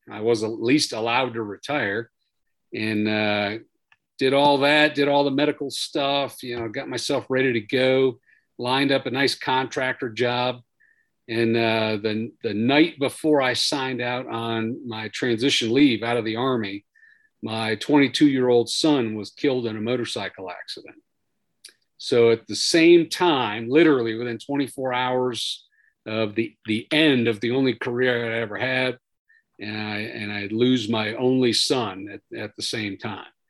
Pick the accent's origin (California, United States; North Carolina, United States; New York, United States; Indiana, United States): New York, United States; born there; So I was born on Long Island, way out on Long Island, New York, back in 1970.